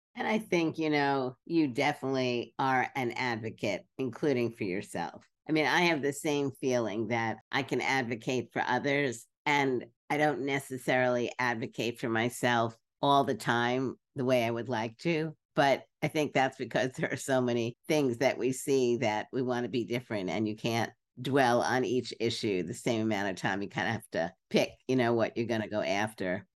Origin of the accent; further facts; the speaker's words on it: New York City, New York, United States; I grew up in Brooklyn